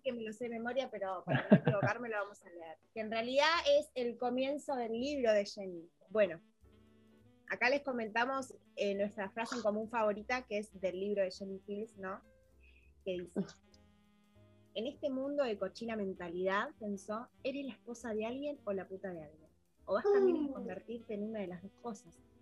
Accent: Pinamar, Buenos Aires Province, Argentina; nosotros somos de Pinamar, de, Buenos Aires, Argentina

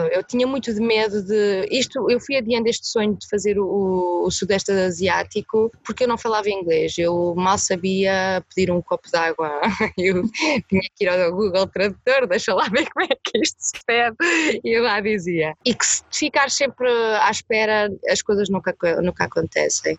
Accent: Coimbra, Centro, Portugal; tenho 29 anos, nascida e criada em Coimbra

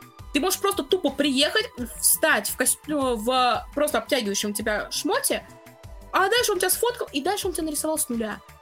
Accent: Russia; я как бы из России

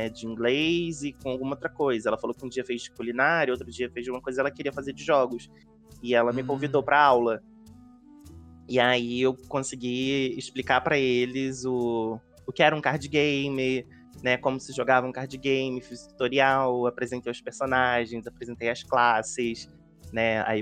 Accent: Rio de Janeiro, Brazil; also born or lived in Magé; Não, sou do Rio de Janeiro, eu moro em Magé

